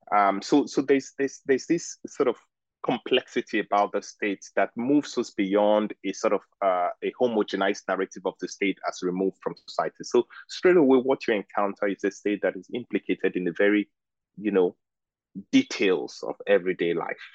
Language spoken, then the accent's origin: English; Lagos, Nigeria; moved away as an adult; also born or lived in Oxford; I am Nigerian and I grew up in Lagos